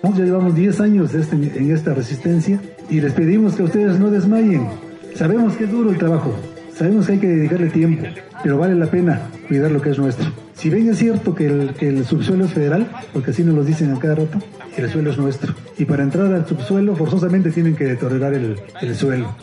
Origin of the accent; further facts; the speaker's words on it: San Cristóbal Amoltepec, Oaxaca, Mexico; Yo me llevaré este mensaje a mi pueblo, a mi municipio